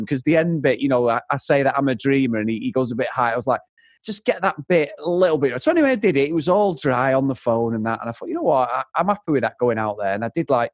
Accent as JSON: {"language": "English", "town": "Manchester", "region": "North West England", "country": "United Kingdom", "said": "I'm from Manchester"}